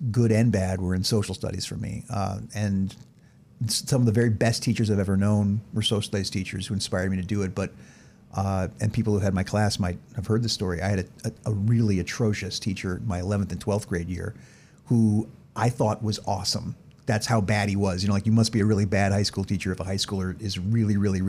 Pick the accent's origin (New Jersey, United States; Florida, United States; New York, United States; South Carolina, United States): Florida, United States; west coast of; also born or lived in San Diego, California / Georgia; I was born in San Diego, California. My dad was stationed there in the Air Force. We only lived there for a year, then moved to Florida to be closer to my mom's family. And outside of 4 years living in Georgia, I lived basically my entire life in Florida, west coast of Florida